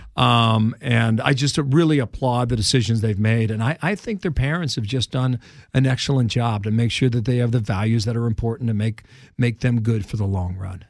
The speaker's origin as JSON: {"language": "English", "town": "Cincinnati", "region": "Ohio", "country": "United States", "tie": "born or raised there", "moved": "as an adult", "lives_now": "New York, United States", "said": "I was a sports reporter in my hometown of Cincinnati, Ohio."}